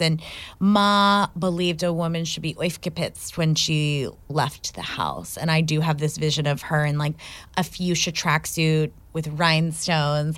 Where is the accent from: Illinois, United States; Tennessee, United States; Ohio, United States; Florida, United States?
Ohio, United States; I grew up in Ohio